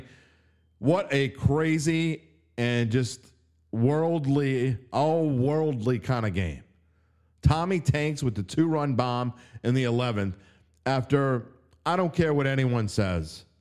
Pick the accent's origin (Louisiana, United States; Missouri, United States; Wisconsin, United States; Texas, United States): Louisiana, United States; New Orleans; I was born and raised in the West Bank. I went to Shaw